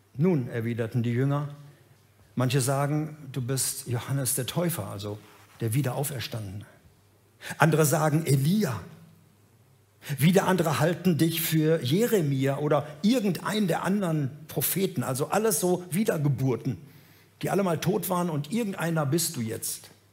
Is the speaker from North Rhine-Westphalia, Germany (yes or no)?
yes; Gelsenkirchen, North Rhine-Westphalia, Germany; Ich bin groß geworden in Gelsenkirchen